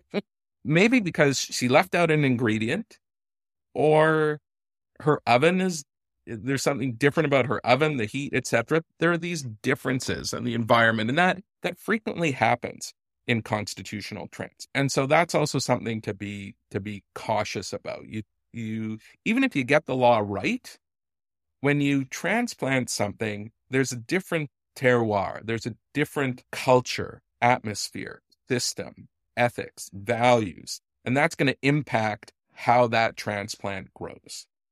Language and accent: English; Canada; I'm a Canadian constitutional law professor who spent some time in Israel.